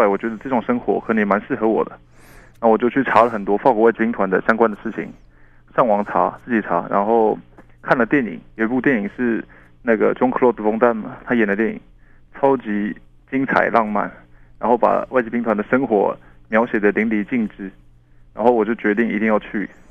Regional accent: Changhua, Changhua County, Taiwan; 在彰化长大

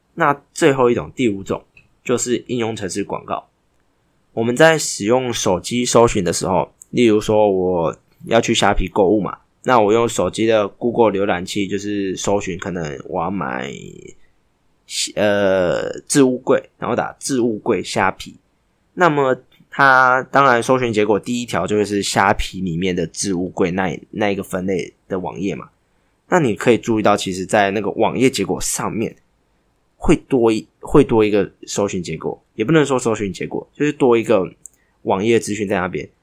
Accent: Taiwan; 这是我们台湾人台湾郎专属的彩蛋

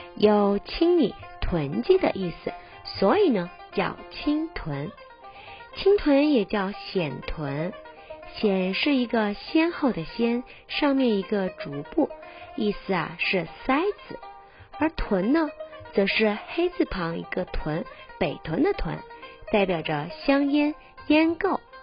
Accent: Hunan, China; now in Taiwan; 祭拜灶神啊，在我们湖南老家可是很重要的。 记得小时候妈妈都会说

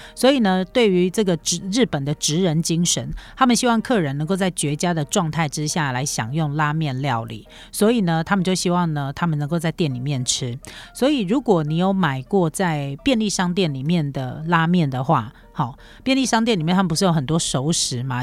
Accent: Taiwan; 我们台湾人

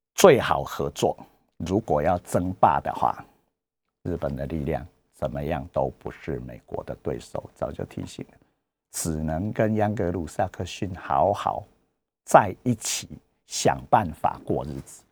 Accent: Taiwan; 我是台湾人

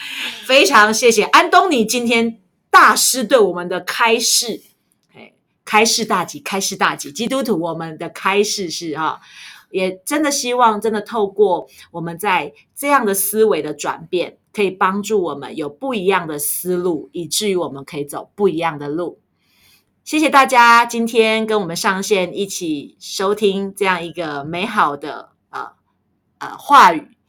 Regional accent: Taiwan; 在台湾人的眼中，平常我们就有戴口罩的习惯

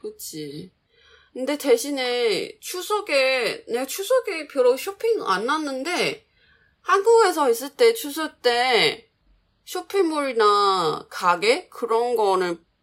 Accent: Changhua, Changhua County, Taiwan; Korean is a second language; 내 고향이 짱화잖아

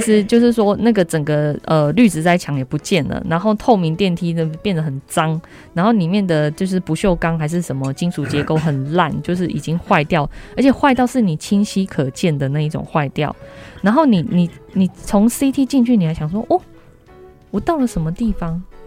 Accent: New Taipei, Taiwan; 我自己是，呃，在新北市长大

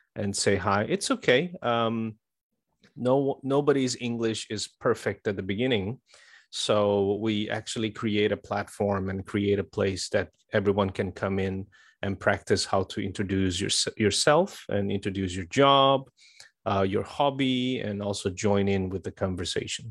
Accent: Brazil; now in Taiwan; I come from Brazil and I have been in Taiwan for almost 23 years

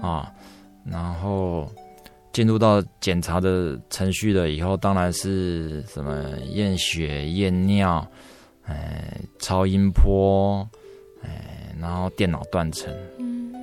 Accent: Taipei, Taiwan; 我的老家也在台北核心医院那旁边，附近

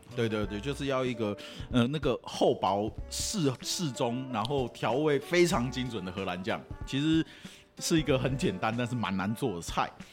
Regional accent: Taiwan; 我台湾人很喜欢点披萨

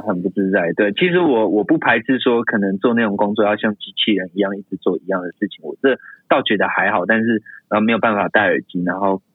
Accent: Taoyuan, Taiwan; moved away as an adult; also born or lived in Tainan; 我本身是桃园人

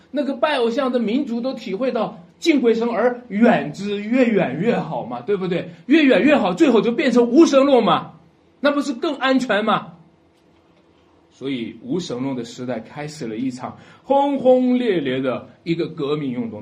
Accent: China; 咱们作为中国人

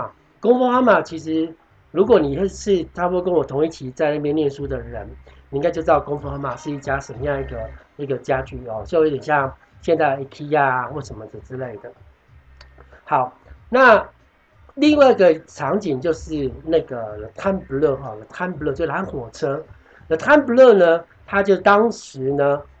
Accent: Taiwan; 就是我们的我们台湾人，我们东方人认为的一楼，就是平地的一楼。

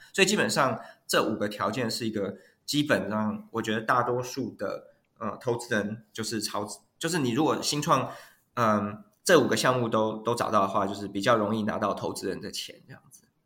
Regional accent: Taiwan; moved away as an adult; now in Silicon Valley, United States; 我是，本身是台湾长大哈，然后是这个，呃，比较是 technical 的 background 的背景

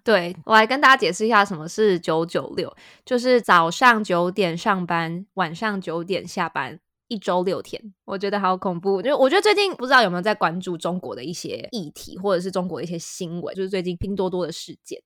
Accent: Taiwan; 身为台湾人

